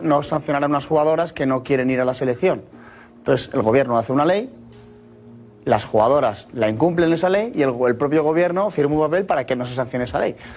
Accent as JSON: {"language": "Spanish", "country": "Spain", "said": "a mí me duele como español"}